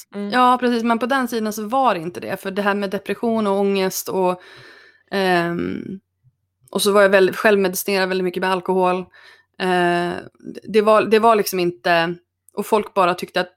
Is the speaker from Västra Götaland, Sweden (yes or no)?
no; Örnsköldsvik, Västernorrland County, Sweden; moved away as an adult; also born or lived in Stockholm / New York; Men jag är från, eh, född och uppvuxen i Örnsköldsvik